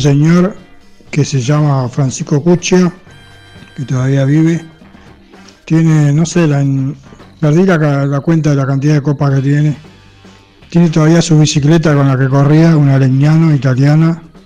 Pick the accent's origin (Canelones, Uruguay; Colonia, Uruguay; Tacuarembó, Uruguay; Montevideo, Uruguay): Montevideo, Uruguay; Crecí en Cooper, eh, entre Federa y Máximo Tajes